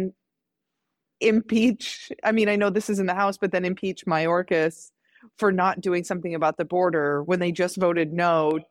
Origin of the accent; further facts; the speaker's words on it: Midwest, United States; I grew up in the Midwest where there's anti-abortion signs and like billboards